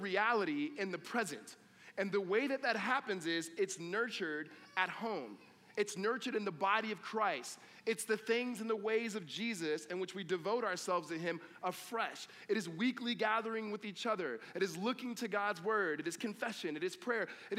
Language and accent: English; California, United States; I grew up in California, but my family roots are in the South